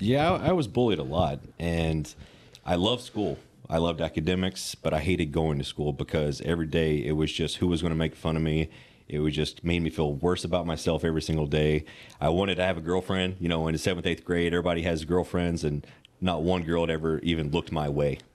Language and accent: English; Western Kentucky, United States; I grew up in Western Kentucky